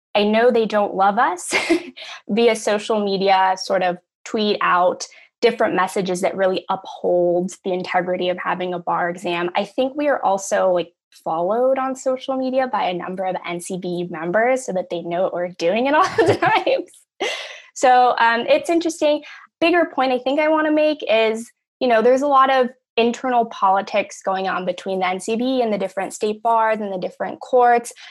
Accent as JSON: {"language": "English", "town": "Los Angeles", "region": "California", "country": "United States", "tie": "born or raised there", "said": "I'm from Los Angeles, California, born and raised"}